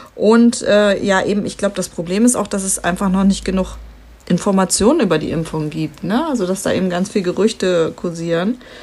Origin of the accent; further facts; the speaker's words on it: Lower Saxony, Germany; bei uns in Niedersachsen